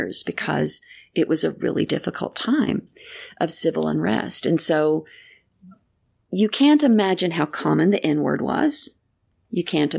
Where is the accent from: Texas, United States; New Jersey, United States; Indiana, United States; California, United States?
Texas, United States; Greenville; There was a sign to the entrance of our city that said, "Welcome to Greenville, Texas